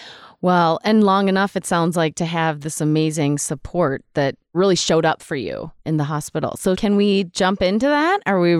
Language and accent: English; Minnesota, United States; moved away; my home state of Minnesota